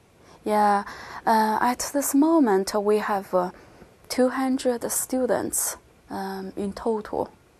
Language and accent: English; Kunming, Yunnan, China; moved away as an adult; now in Falun, Sweden; I'm from China. I'm from a city called Kunming. Kunming is in southwest in China. We have a 4 million population there. It's not very big, but fairly big.